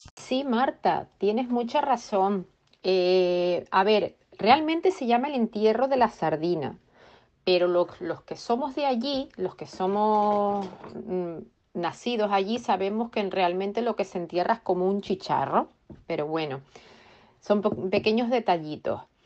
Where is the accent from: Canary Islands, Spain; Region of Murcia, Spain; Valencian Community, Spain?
Canary Islands, Spain; Tenerife; now in Reading, United Kingdom; yo vivo aquí en Inglaterra, concretamente en la ciudad de Reading y soy de Tenerife